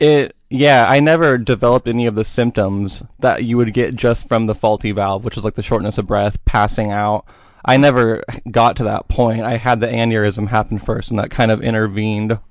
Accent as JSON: {"language": "English", "town": "Boring", "region": "Oregon", "country": "United States", "tie": "born or raised there", "also_born_or_lived": "Portland", "said": "I grew up in Boring"}